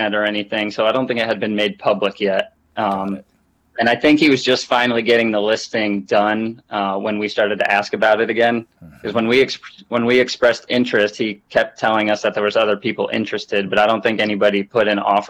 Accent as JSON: {"language": "English", "region": "Vermont", "country": "United States", "tie": "born or raised there", "also_born_or_lived": "Rochester, New York", "moved": "as an adult", "lives_now": "North Carolina, United States", "said": "We grew up in Vermont. We're brothers. Grew up in Vermont until I went to college, went to school in Rochester, New York."}